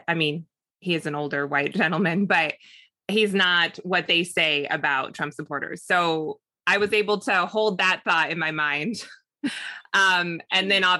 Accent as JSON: {"language": "English", "region": "Southern California", "country": "United States", "tie": "born or raised there", "said": "I grew up in Southern California. I'm still in Southern California"}